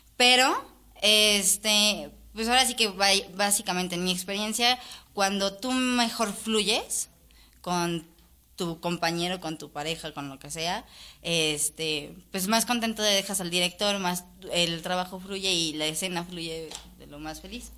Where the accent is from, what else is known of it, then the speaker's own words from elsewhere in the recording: Mexico City, Mexico; como mexicanos y como chilangos, que también bien soy